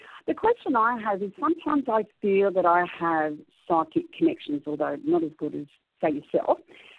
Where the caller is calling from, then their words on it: Sydney, New South Wales, Australia; I'm from Sydney, Australia.